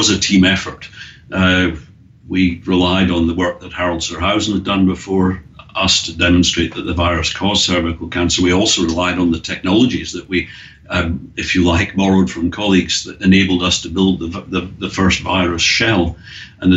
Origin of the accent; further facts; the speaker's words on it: Scotland, United Kingdom; now in Australia; we both had a little bit of a problem with the English language, me being Scottish